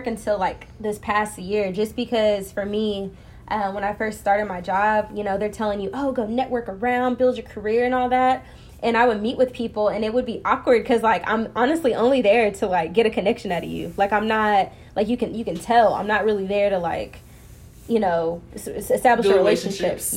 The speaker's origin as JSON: {"language": "English", "town": "Plano", "region": "Texas", "country": "United States", "said": "I'm from Plano"}